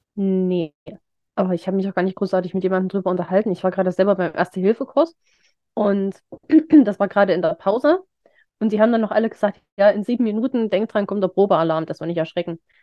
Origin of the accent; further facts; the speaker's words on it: Remschütz, Thuringia, Germany; die Kirmes in Remschitz. In, in, meiner, in meinem Heimatdorf